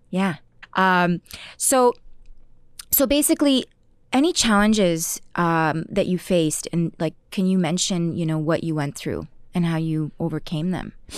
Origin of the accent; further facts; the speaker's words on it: Ottawa, Ontario, Canada; moved away as an adult; now in Toronto, Canada; I had just come to Toronto 'cause I'm originally from Ottawa.